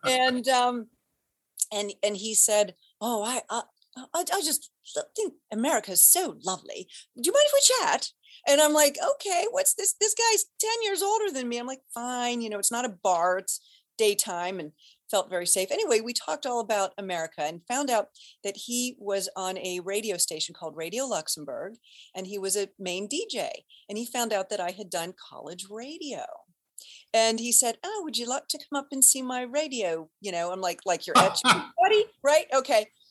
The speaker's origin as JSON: {"language": "English", "town": "Cincinnati", "region": "Ohio", "country": "United States", "tie": "born or raised there", "moved": "as an adult", "lives_now": "Boston, United States", "said": "born and raised in Cincinnati, Ohio"}